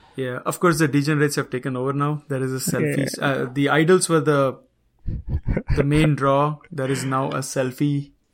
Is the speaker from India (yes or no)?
yes; Mumbai, Maharashtra, India; I grew up, and so did Satish. We grew up in Mumbai or in Virans